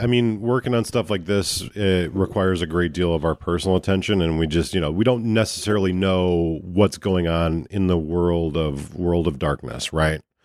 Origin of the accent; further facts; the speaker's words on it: United States; we're American